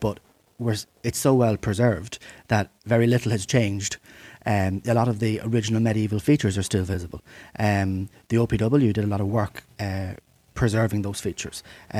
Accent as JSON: {"language": "English", "area": "County Cavan", "region": "Ulster", "country": "Ireland", "said": "I'm from County Cavan, which would be the next county"}